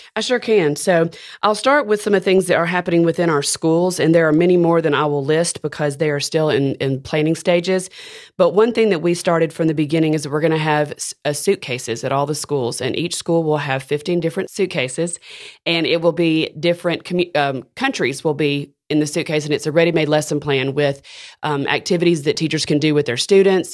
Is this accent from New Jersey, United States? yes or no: no; Decatur, Alabama, United States; moved away as an adult; now in Birmingham, United States; I am from Decatur, Alabama, and, uh, grew up there